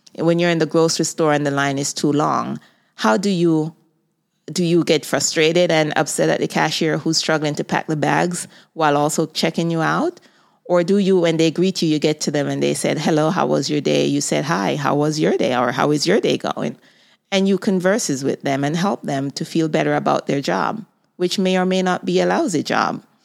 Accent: Jamaica; moved away as an adult; now in United States; I was born in Jamaica. I moved to the United States at the age of twenty-two years old

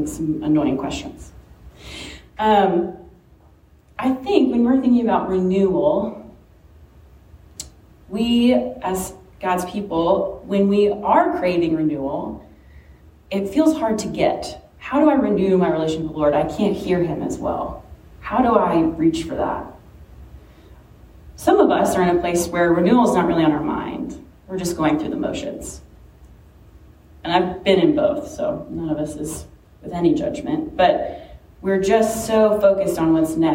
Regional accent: Richmond, United States; moved away as an adult; Richmond is my hometown

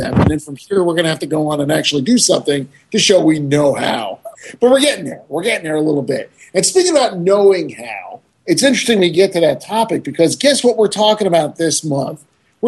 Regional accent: Florida, United States; I'm from Florida

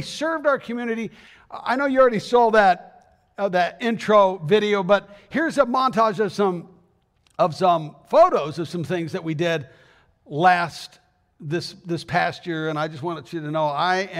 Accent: Arizona, United States; moved away as an adult; I mean, I came from Arizona, Southern Arizona, back in 1987.

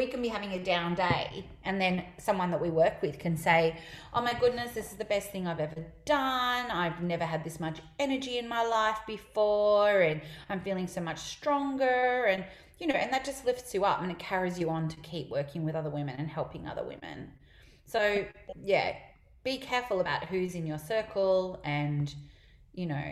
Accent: Melbourne, Victoria, Australia; I'm from Melbourne

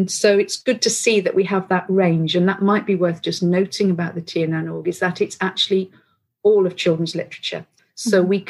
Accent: North Wales, United Kingdom; I'm from North Wales

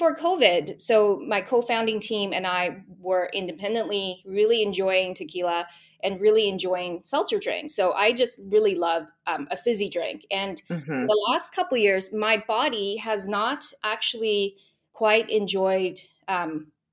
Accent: Vancouver, British Columbia, Canada; I am from Vancouver, British Columbia

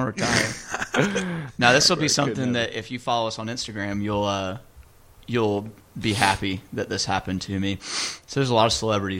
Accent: Anderson, United States; I'm from Anderson.

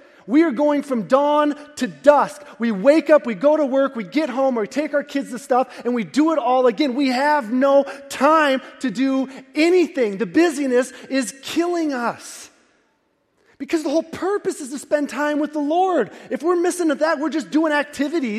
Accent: Midwest, United States; We're from the Midwest

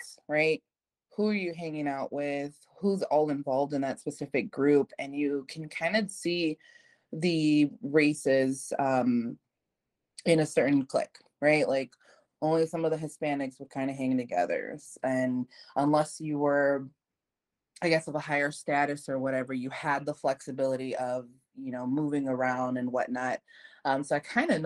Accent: United States; I'm Mexican American, so I was born here in the United States

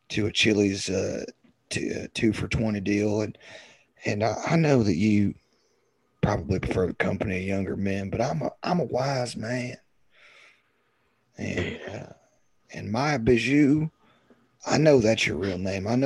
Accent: Texas, United States; I'm from Texas

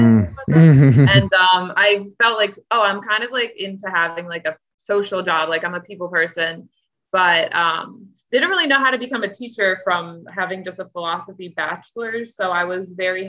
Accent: Owings Mills, Maryland, United States; moved away as an adult; also born or lived in Chicago; I'm from Baltimore County, Owings Mills, Maryland

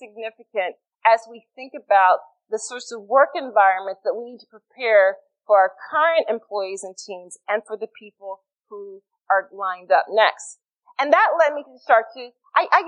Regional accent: Philadelphia, Pennsylvania, United States; I'm from Philly

